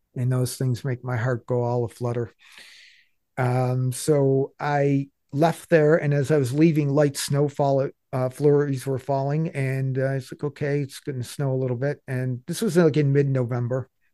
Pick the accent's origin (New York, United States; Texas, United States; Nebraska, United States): New York, United States; Buffalo; I'm from Buffalo